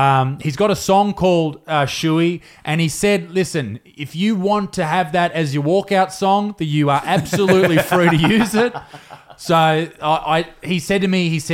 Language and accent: English; Newcastle, New South Wales, Australia; I'm from Newcastle